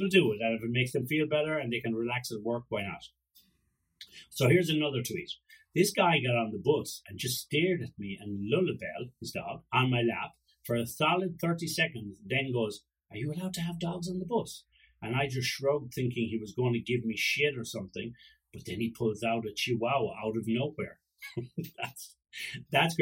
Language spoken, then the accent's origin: English; Ireland; I'm Irish